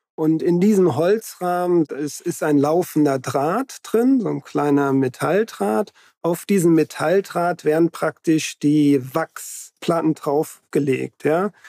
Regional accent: Hesse, Germany; moved away; also ich bin ja in Hessen aufgewachsen

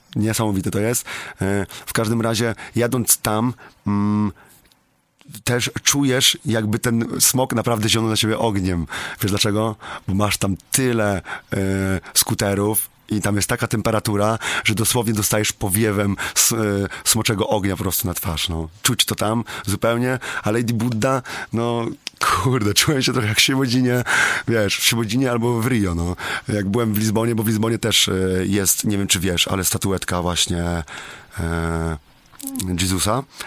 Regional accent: Słubice, Lubusz Voivodeship, Poland; u mnie w Subicach w moim mieście

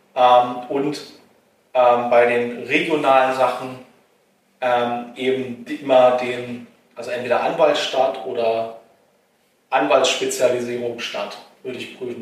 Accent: Treuenbrietzen, Brandenburg, Germany; ich komme zum Beispiel aus Treuenbrietzen ursprünglich und äh, Treuenbrietzen ist eine Kleinstadt

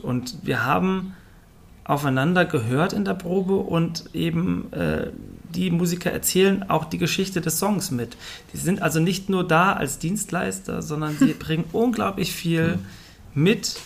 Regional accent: Fulda, Hesse, Germany; ich komme zwar aus Fulda

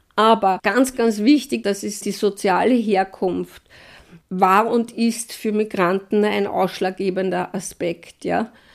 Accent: Wiener Neustadt, Lower Austria, Austria; meine Heimatstadt in Wiener Neustadt

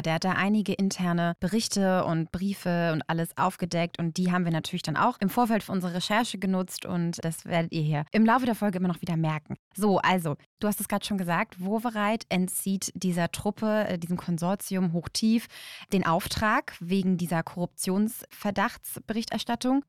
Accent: Berlin, Germany; als Berliner

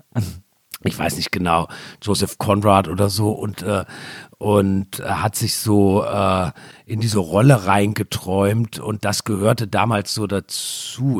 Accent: Germany; ich bin ja sehr nah an Frankreich aufgewachsen, hatte deshalb Zugang, war oft in Straßburg

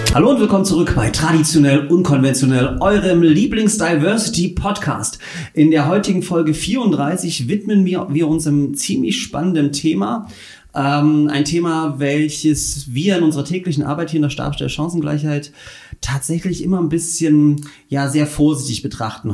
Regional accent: Upper Lusatia, Saxony, Germany; bei uns in Oberlausitz ähm, gab es nur evangelischen Kat Religionsunterricht

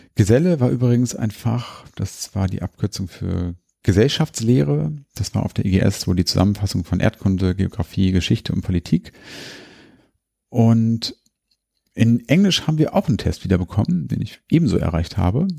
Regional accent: Hanover, Lower Saxony, Germany; hier bei uns in Hannover.

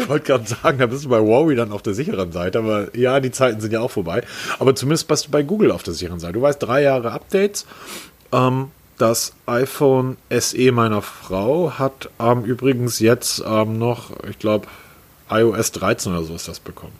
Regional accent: Hamburg, Germany; dafür sind wir Hamburger ja weltweit bekannt, geschätzt und geliebt.

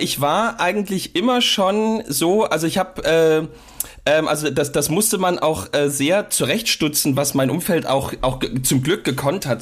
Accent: Saxony, Germany; also born or lived in Dresden; bei uns in Sachsen

